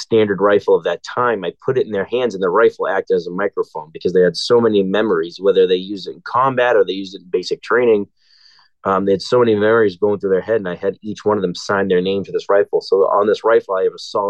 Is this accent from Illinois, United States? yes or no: no; Everett, Massachusetts, United States; also born or lived in Boston, Massachusetts; I grew up in Everett, Massachusetts.